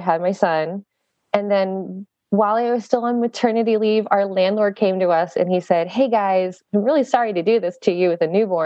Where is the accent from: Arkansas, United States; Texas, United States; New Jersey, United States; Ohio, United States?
Texas, United States; South; now in Michigan, United States; I'm from South Texas.